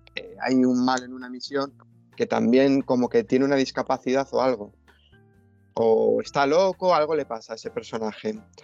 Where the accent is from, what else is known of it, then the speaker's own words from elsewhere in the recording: Spain; se nos a los españoles